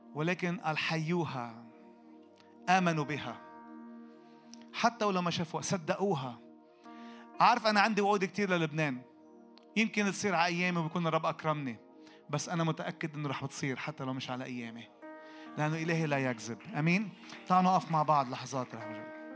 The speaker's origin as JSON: {"language": "Arabic", "country": "Lebanon", "said": "احنا عندنا في لبنان"}